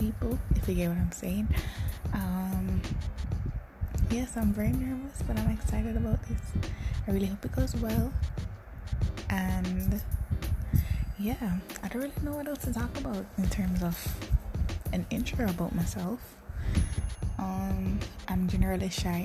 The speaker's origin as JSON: {"language": "English", "country": "Jamaica", "tie": "born or raised there", "said": "I am born and raised in Jamaica, the little island in the Caribbean."}